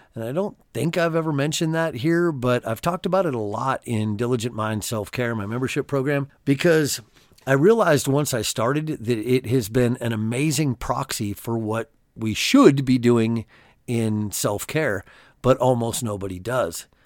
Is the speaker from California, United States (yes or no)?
yes; California, United States; I grew up in California and I had a lot of Mexican friends as a kid